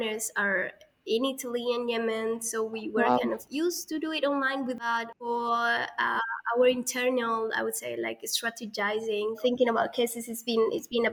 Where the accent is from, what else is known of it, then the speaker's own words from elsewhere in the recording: Colombia; moved away; growing up in Colombia